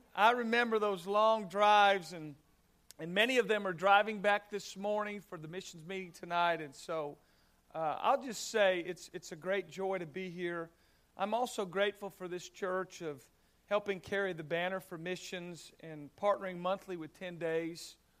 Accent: Southern California, United States; I grew up in Southern California

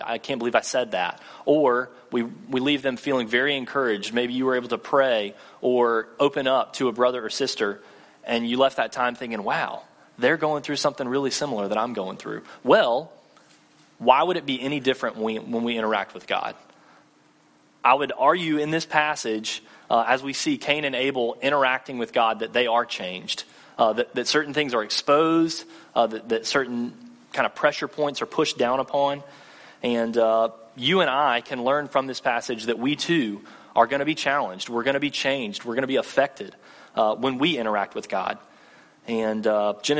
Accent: Thomasville, Georgia, United States; moved away as an adult; also born or lived in Mississippi; now in Tallahassee, United States; I'm actually from Thomasville, which is just north of Tallahassee, Thomasville, Georgia, about 40 minutes north

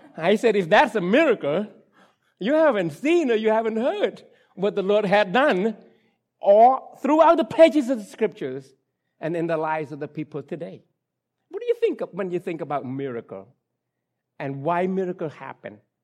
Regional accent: Cambodia; English is a second language; moved away; English, uh, language is not my, my, my mother tongue. I was born and raised in Cambodia

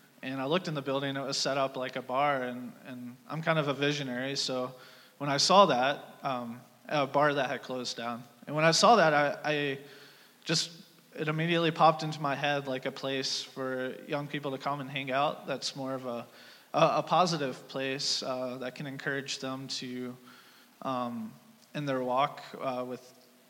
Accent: Alabama, United States; moved away; originally I'm from Alabama

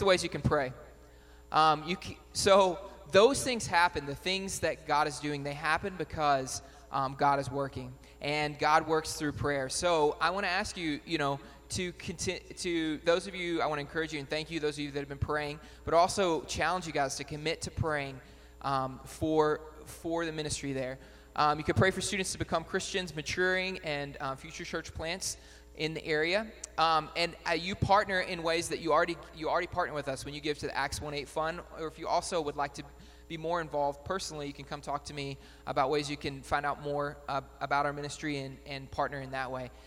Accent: Batesville, United States; moved away as an adult; now in Worcester, United States; I grew up in Batesville

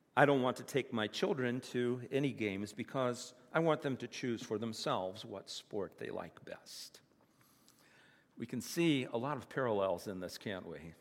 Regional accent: United States; moved away; also born or lived in Virginia / West Virginia; When I was a kid, I grew up in the Bible Belt, Virginia and West Virginia

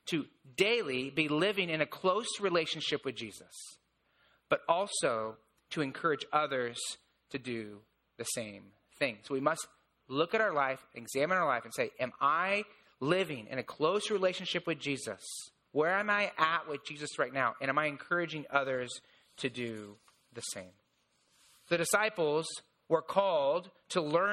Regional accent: Indiana, United States; I'm from Indiana. There's a lot of corn in Indiana

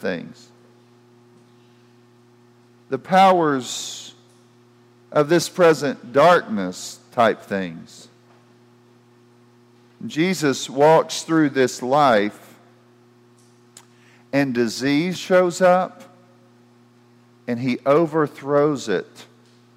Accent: United States; as an American

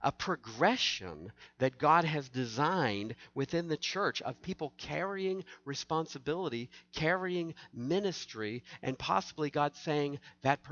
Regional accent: the South, United States; I grew up in the South

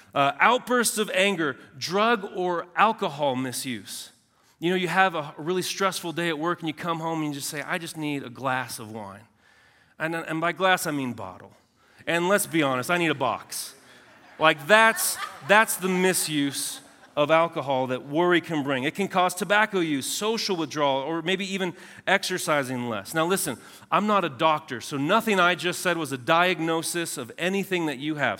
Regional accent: Southern California, United States; I'm from Southern California

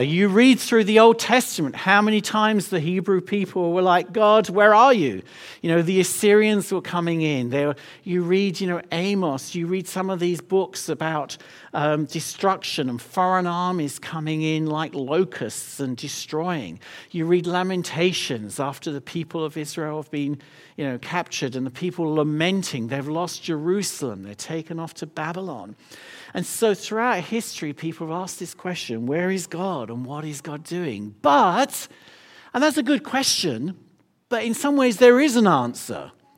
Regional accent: London, United Kingdom; I'm from London

